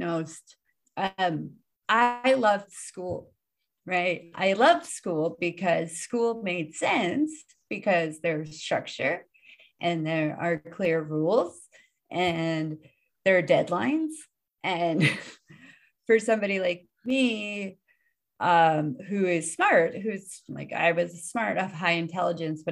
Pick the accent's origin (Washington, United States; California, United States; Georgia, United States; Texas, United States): California, United States; Oakland; now in Japan; I'm originally from Oakland, California.